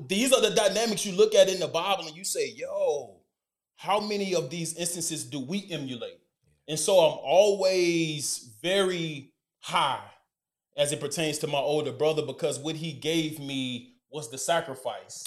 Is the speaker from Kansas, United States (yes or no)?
no; Decatur, Alabama, United States; born or raised there; moved away as an adult; also born or lived in Oxford, Mississippi / Dallas, Texas; now in Chicago, United States